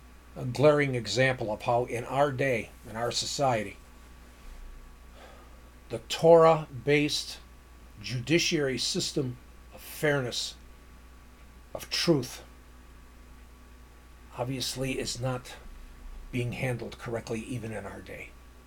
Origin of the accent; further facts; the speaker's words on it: Chicago, Illinois, United States; one pays attention to the murders and shootings weekend after weekend after weekend after weekend in my hometown of Chicago?